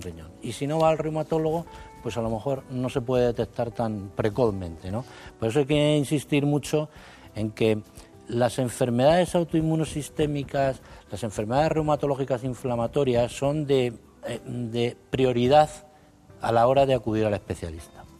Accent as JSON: {"language": "Spanish", "town": "Arévalo", "region": "Castile and León", "country": "Spain", "tie": "born or raised there", "said": "soy de Ávila, aunque la familia es segoviana"}